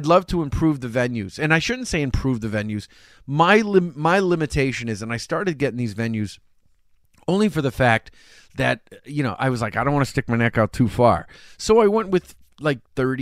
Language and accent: English; Chelsea, Massachusetts, United States; when I grew up in Chelsea